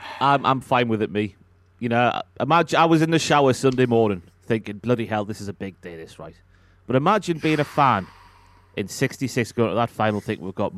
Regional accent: Newcastle upon Tyne, North East England, United Kingdom; being a Newcastle and an England fan

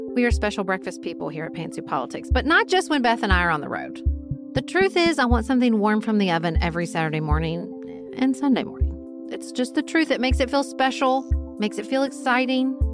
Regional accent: United States; as an American

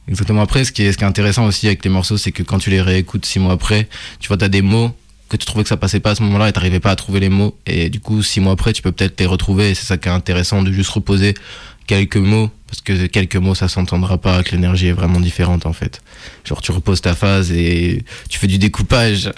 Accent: Burgundy, Bourgogne-Franche-Comté, France; now in Lyon, France; je suis né à Lyon, mais j'ai grandi en Bourgogne, et je suis revenu à Lyon plus tard

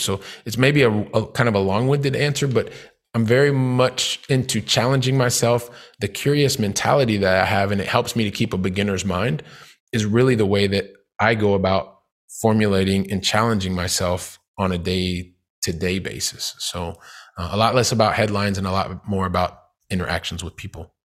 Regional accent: Columbus, Ohio, United States; moved away as an adult; also born or lived in Saint Louis, Missouri / Valencia, Spain / Paris, France; I'm from Columbus, Ohio

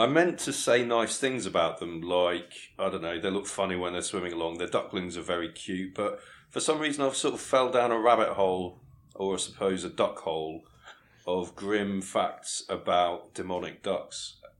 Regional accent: Lincolnshire, East Midlands, United Kingdom; I think we're from Lincolnshire, so you've done us a disservice. Well, not originally. Well, I was born there.

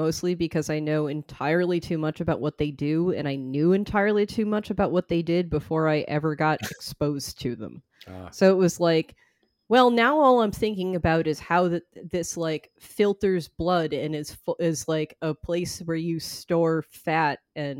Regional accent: Boston, Massachusetts, United States; accent: Boston; I've gotten shit for, you know, how bad my Boston accent is.

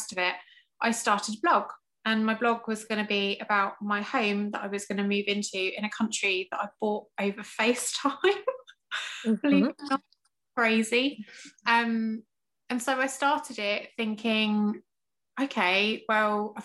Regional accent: England, United Kingdom; accent: English; moved away as an adult; also born or lived in Chester County, Pennsylvania; now in Pennsylvania, United States; I'm originally from England.

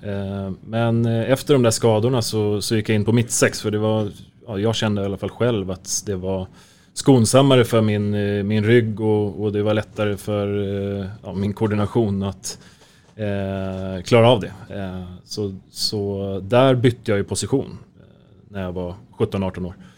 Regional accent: Märsta, Stockholm County, Sweden; also born or lived in Helsingborg; jag är född och uppväxt i, i Märsta.

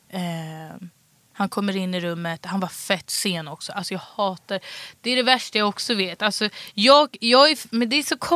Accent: Stockholm, Stockholm County, Sweden; Vällingby. Så de var så här, Bra skola, bra utbildning. Det var det enda

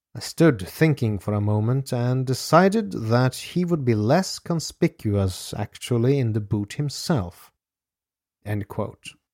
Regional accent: Norway; my home country of Norway.

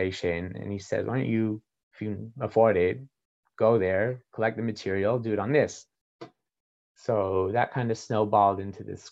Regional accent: Calgary, Alberta, Canada; when I was an undergraduate student in Calgary, it's my hometown

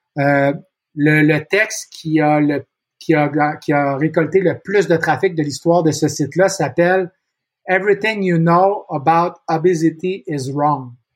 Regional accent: Montreal, Quebec, Canada; suis né ici, je suis né à Montréal, je vis encore à Montréal

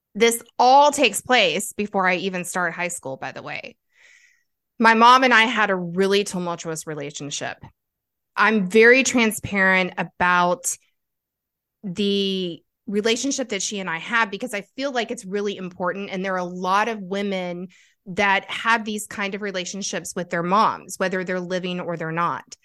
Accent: North Carolina, United States; also born or lived in Kentucky; We took off to North Carolina when I was eight years old

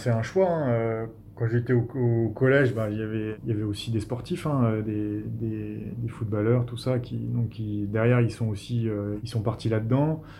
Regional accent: Metz, Grand Est, France; also born or lived in Vosges; je viens de Metz

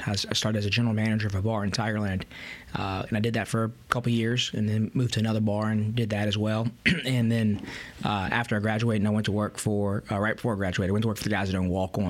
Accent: Baton Rouge, Louisiana, United States; I was born and raised in Baton Rouge, you know, to a family of five. I'm the youngest of five. I have a twin sister.

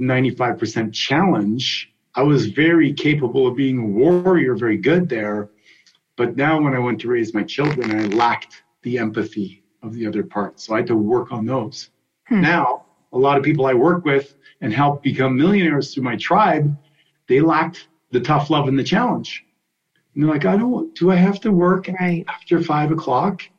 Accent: Canada; I grew up in Canada skating

